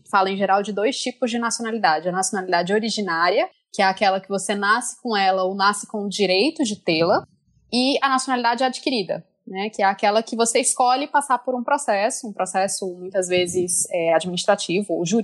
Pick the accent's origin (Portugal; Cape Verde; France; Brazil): France; born there; Eu nasci na França, mas nasci de pai e mãe brasileiros.